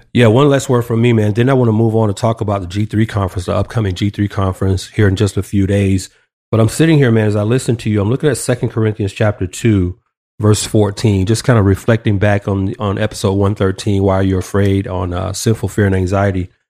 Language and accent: English; Atlanta, Georgia, United States; moved away; my hometown, A T L